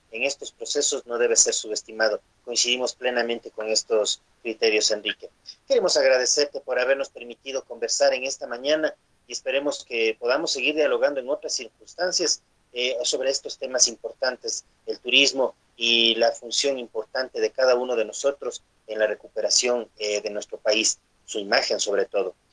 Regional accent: Ecuador; de lo que debemos hacer nosotros como ciudadanos como ecuatorianos para enfrentar los retos que vienen justamente detrás del COVID-19.

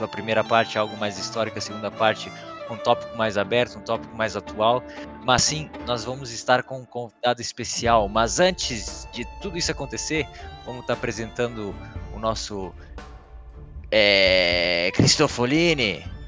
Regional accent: Brazil; now in Germany

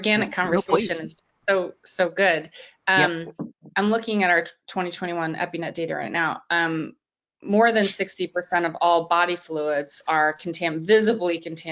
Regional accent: Long Island, New York, United States; moved away; also born or lived in Washington, D.C.; I grew up on Long Island

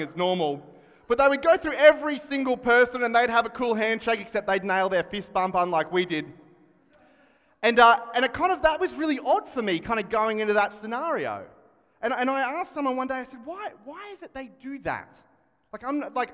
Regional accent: Australia; as an Australian

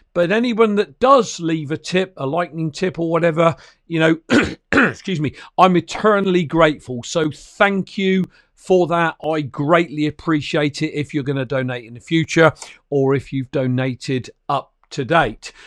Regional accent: United Kingdom; an ordinary working class guy from the little old, um, uh, British Isles, you know, Great Britain

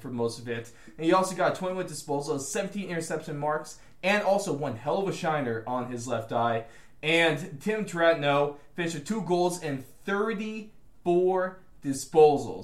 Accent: United States; we are the American voice of Australian football

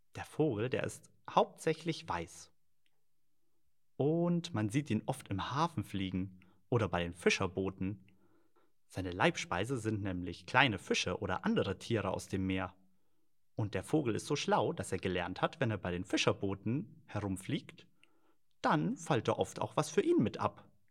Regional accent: Germany; bei uns in Deutschland

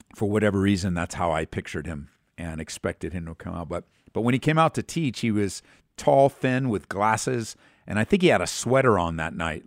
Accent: California, United States; growing up in California

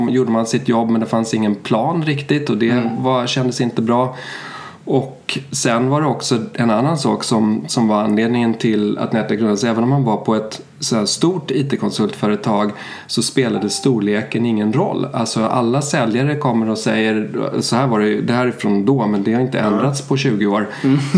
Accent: Sweden; also born or lived in Germany; Jag är ju svensk. Mina föräldrar flyttade till Tyskland på 70-talet och där hamnade jag.

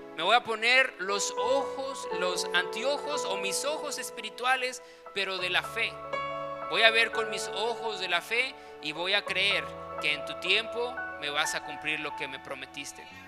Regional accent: Chiapas, Mexico; also born or lived in Guadalajara, Jalisco; cuando tenía seis años, pues nos movimos aquí a Chiapas

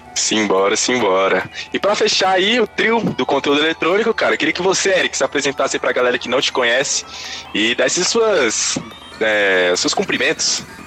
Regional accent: Brasília, Federal District, Brazil; tanto eu quanto o …, a gente é daqui de Brasília

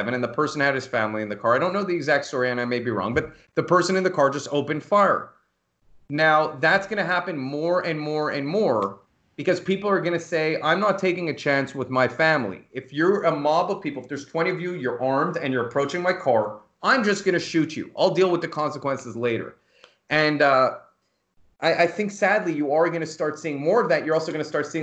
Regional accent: United States; as an American

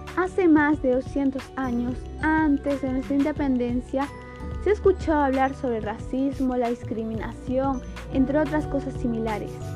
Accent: Peru; nos representa como país, como peruanos

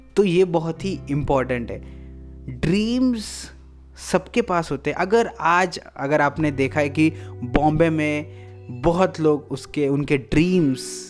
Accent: India; I am a Indian

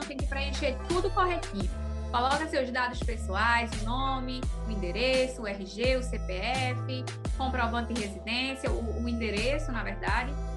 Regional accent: Floresta, Pernambuco, Brazil; now in Petrolina, Brazil; Sou florestana, sou natural de Floresta, Pernambuco. Vim residir aqui em Petrolina.

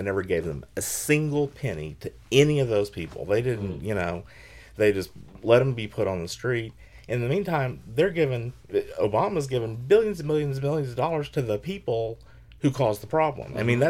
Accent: the South, United States; because I grew up in the South

